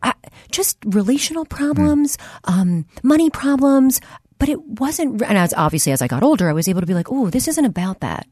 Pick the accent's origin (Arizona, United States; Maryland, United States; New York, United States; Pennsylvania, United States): Pennsylvania, United States; Delaware County, west edge of Philadelphia; I grew up in Delaware County, which is which is uh, on the west edge of Philly